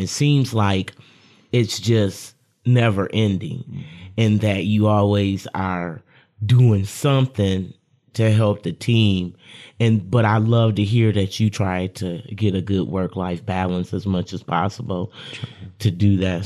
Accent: Lansing, Michigan, United States; I'm a Lansing local

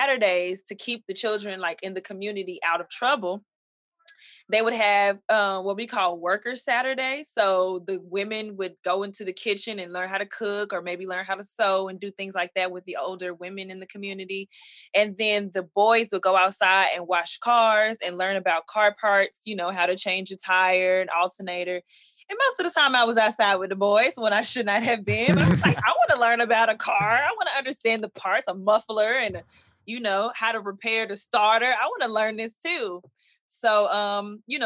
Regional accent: Dallas, Texas, United States; from Dallas, Texas

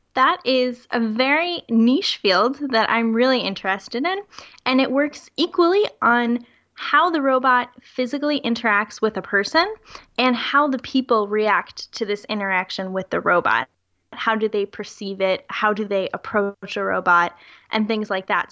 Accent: United States; moved away as an adult; now in Europe; I am currently working in Europe, but I am American, so my entire family is still living in the US

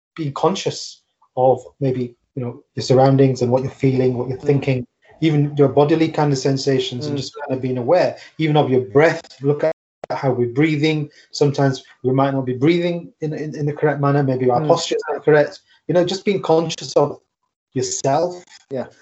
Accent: United Kingdom; I'm born and bred in the UK, but I mean I'm I'm of like South Asian descent

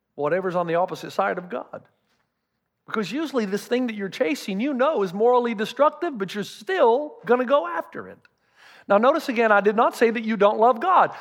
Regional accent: the South, United States; I'm from the South

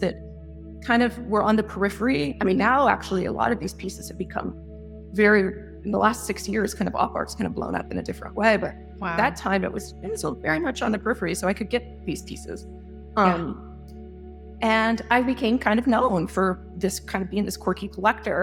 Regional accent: San Diego, California, United States; moved away; also born or lived in Chicago / Atlanta; I'm originally from San Diego

